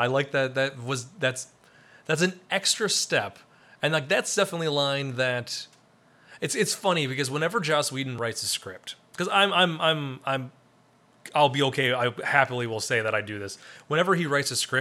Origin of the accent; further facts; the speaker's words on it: Wisconsin, United States; I'm from Wisconsin